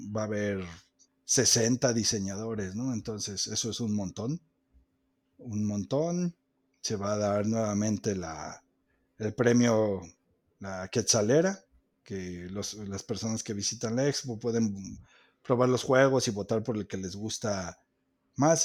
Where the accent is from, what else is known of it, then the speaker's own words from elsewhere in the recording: Mexico; somos mexicanos